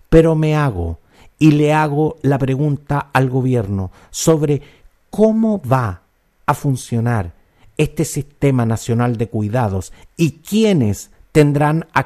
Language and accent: Spanish; Chile; Los chilenos somos súper buenos para echarle la culpa al empedrado. Lo digo yo que soy chileno y desde donde también me incluyo en esta crítica.